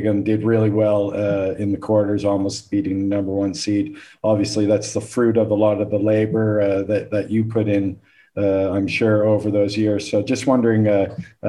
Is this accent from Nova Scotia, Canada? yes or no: yes; Halifax, Nova Scotia, Canada; moved away; I'm from Halifax